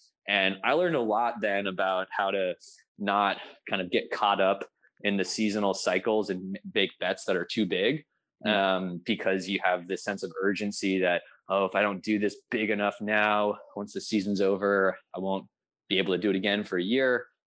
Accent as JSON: {"language": "English", "region": "California", "country": "United States", "said": "people ask me where I live, like, I'm a Californian, but I love it up here."}